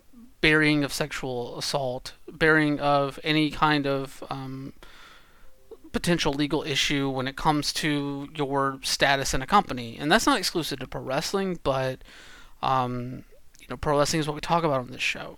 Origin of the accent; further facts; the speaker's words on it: Georgia, United States; I grew up in Georgia.